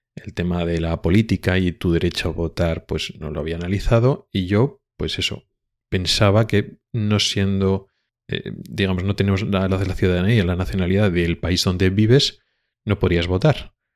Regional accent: Spain; moved away as an adult; now in Sweden; Soy un español que está trabajando en Suecia

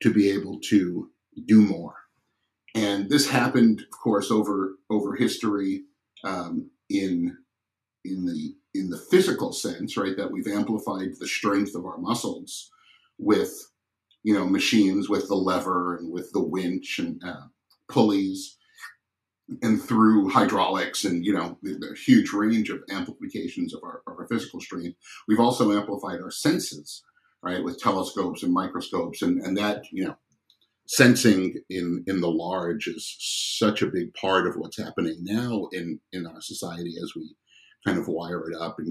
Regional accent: New York City, New York, United States; moved away as an adult; also born or lived in Michigan; I grew up in New York City

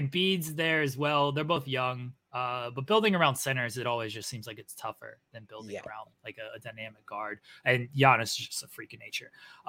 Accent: North Carolina, United States; now in Ohio, United States; I'm from North Carolina. I'm in Ohio now, unfortunately, but I'm from North Carolina. So I watched these Duke guys growing up all the time.

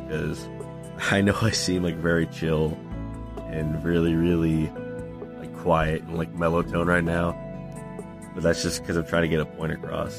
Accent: rural Iowa, United States; now in Illinois, United States; from Illinois, originally from rural Iowa

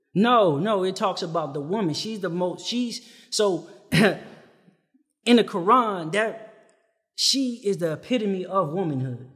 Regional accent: Compton, California, United States; I'm from Compton

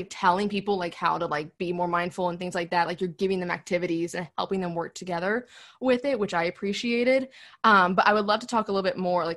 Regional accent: the South, United States; we grew up in the South

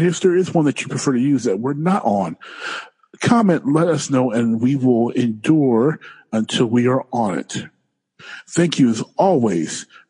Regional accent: Detroit, Michigan, United States; I'm from Detroit.

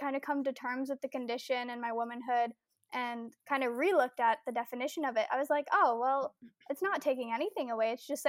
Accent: Ontario, Canada; I am from Ontario, Canada, and I will actually be 25 next week.

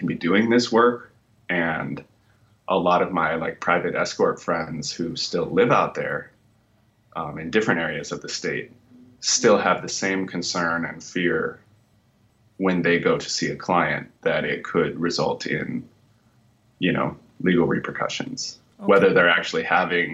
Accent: Nevada, United States; moved away; I'm actually from Nevada

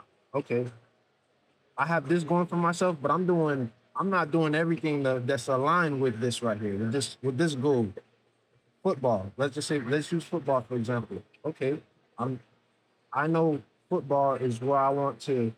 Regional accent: Miami, Florida, United States; I'm from Miami

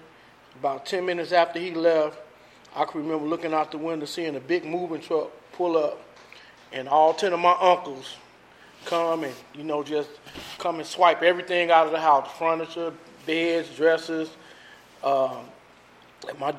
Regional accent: Chicago, Illinois, United States; I grew up, born and raised in Chicago

